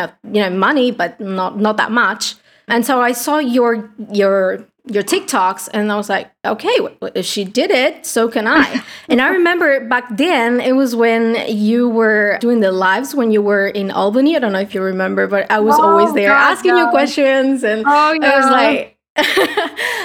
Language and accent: English; Argentina; English is a second language; I'm from Argentina, a poor country. English is not my native tongue